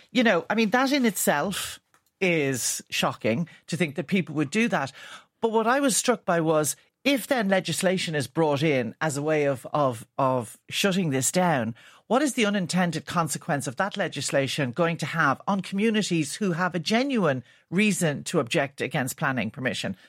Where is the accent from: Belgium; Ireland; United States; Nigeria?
Ireland; our character as Irish people